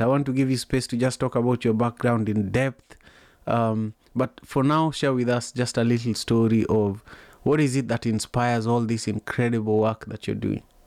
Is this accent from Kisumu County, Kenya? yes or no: yes; Kisumu, Kisumu County, Kenya; moved away as an adult; now in United States; I grew up in Manyatta in Kisumu, Kenya